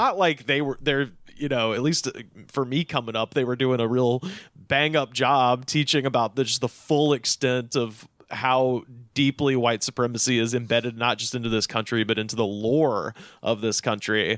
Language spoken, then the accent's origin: English; Auburn, United States; My hometown is named for a, a poem